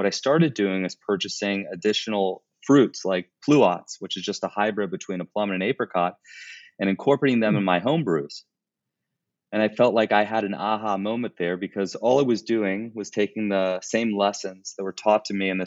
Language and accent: English; Chicago, Illinois, United States; I'm from Chicago, Illinois.